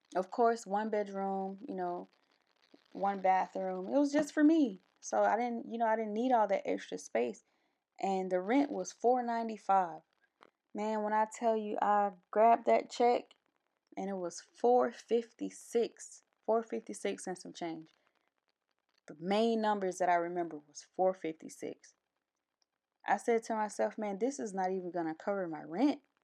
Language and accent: English; Albany, Georgia, United States; moved away as an adult; also born or lived in Columbus, Georgia; I'm from, originally, I was born in Albany, Georgia